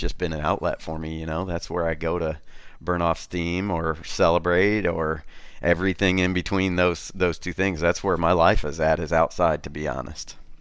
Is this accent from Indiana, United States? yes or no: yes; Wabash, Indiana, United States; Born and raised in a, in a little town, Wabash, on the Wabash River